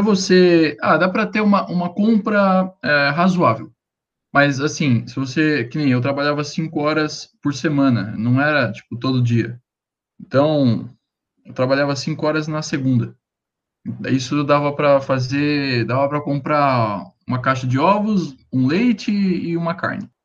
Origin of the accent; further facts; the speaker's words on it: Brazil; eu sou brasileiro